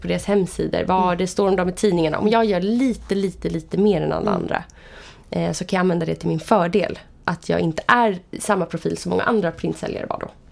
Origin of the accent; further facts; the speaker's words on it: Vallentuna, Stockholm County, Sweden; Jag kommer från uppväxt i Vallentuna. Mm. Jag lämnade Vallentuna i två år men nu är jag mm. faktiskt tillbaka där.